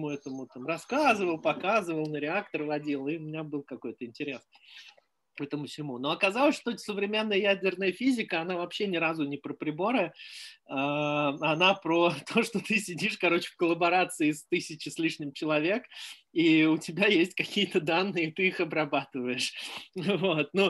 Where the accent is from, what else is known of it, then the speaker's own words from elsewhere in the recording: Moscow, Russia; born there; я родился в Москве в 70-м на краю города.